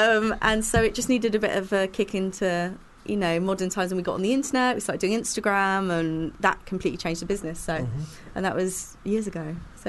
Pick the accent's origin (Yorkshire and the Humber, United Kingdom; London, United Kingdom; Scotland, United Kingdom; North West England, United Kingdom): London, United Kingdom; So I was born in Muswell Hill on the road behind the cheese shop.